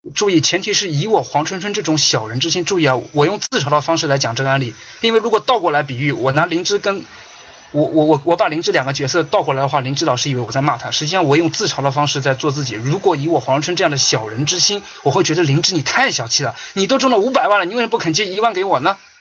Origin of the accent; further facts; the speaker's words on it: China; 我们中国大陆人